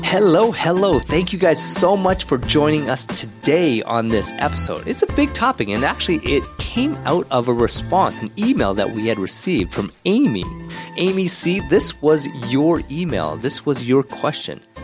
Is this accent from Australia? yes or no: no; Ottawa, Ontario, Canada; when I grew up in Ottawa